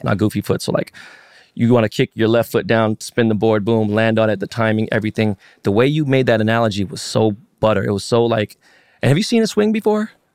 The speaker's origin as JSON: {"language": "English", "town": "Los Angeles", "region": "California", "country": "United States", "tie": "born or raised there", "also_born_or_lived": "San Francisco", "said": "I was born and raised in Koreatown. I was in K-Town"}